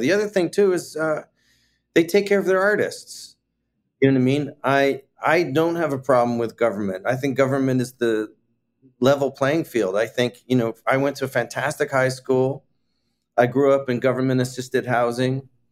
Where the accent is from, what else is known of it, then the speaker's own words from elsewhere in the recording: Toronto, Ontario, Canada; moved away as an adult; also born or lived in Scarborough, Ontario / Chicago; now in New York, United States; I was born in Toronto, Canada